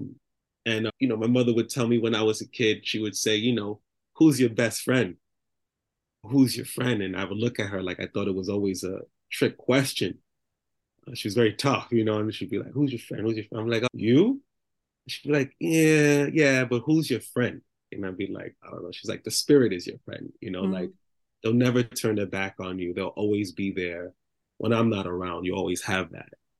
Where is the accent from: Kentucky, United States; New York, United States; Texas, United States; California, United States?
New York, United States; New York City; I grew up in the Bronx